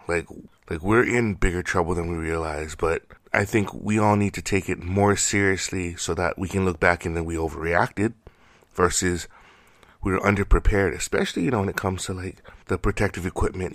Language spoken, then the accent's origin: English; United States